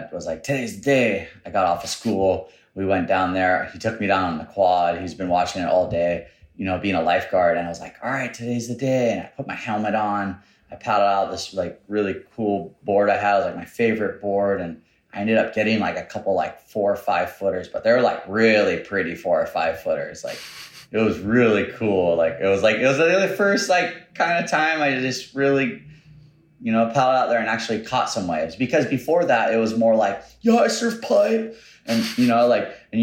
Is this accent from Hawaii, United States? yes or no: yes; North Shore, Oahu, Hawaii, United States; born and raised on the North Shore. I was born in Kahuku Hospital, 1983